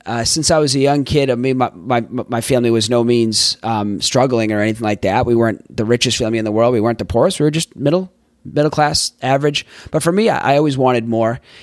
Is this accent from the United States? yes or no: yes; Boston, Massachusetts, United States; also born or lived in Florida / Tampa, Florida / San Diego, California / Los Angeles, California; now in San Francisco Bay Area, United States; I grew up in Boston, Massachusetts.